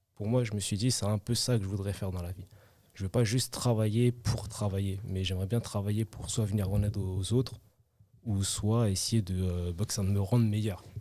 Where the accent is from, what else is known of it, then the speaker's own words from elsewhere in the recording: Évry, Île-de-France, France; je suis originaire d'Evry